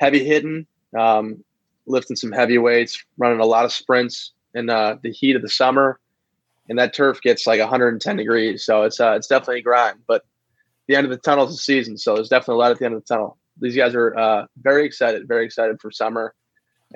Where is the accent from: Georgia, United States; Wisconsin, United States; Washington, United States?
Wisconsin, United States; moved away as an adult; now in Iowa City, United States; my parents are from Michigan, but I grew up in Wisconsin